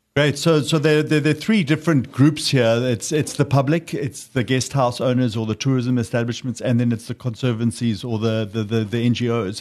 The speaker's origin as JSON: {"language": "English", "town": "Pietermaritzburg", "region": "KwaZulu-Natal", "country": "South Africa", "tie": "born or raised there", "also_born_or_lived": "Sedgefield", "moved": "yes", "said": "I grew up near Maritzburg, but uh, we have a guest house also in Sedgefield now"}